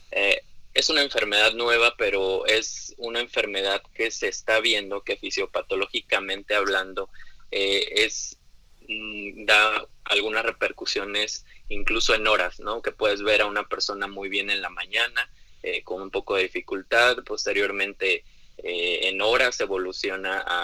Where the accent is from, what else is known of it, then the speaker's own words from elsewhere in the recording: Mexico; las características primeramente como población mexicana sabemos muy bien que hay un alto índice de obesidad